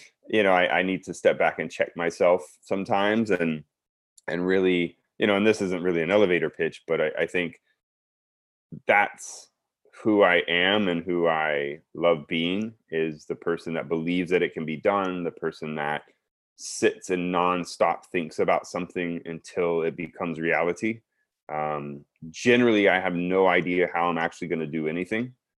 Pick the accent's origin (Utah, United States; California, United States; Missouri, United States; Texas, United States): Texas, United States; South; moved away; also born or lived in Baton Rouge, Louisiana; being born and raised in Texas, especially South Texas